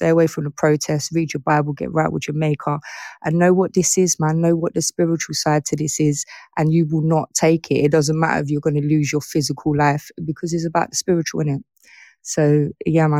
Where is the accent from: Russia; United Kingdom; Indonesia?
United Kingdom; England; I'm from England